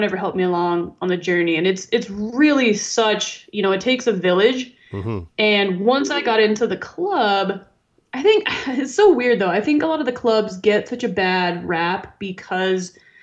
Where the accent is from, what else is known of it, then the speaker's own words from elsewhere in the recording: Arizona, United States; my home state